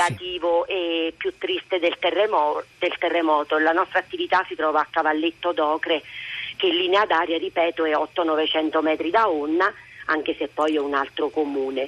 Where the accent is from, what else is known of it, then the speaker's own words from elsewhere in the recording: L'Aquila, Abruzzo, Italy; pur essendo io aquilana